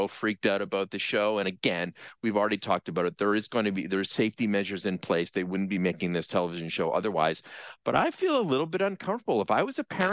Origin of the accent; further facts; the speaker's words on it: Brantford, Ontario, Canada; when I was growing up in Brantford, I almost literally lived across the street from the elementary school that I went